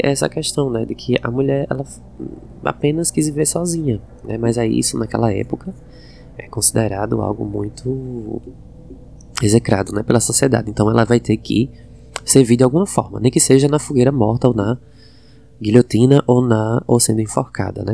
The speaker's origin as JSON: {"language": "Portuguese", "region": "Northeast Brazil", "country": "Brazil", "accent": "nordestino", "said": "minha pronúncia tem sotaque nordestino"}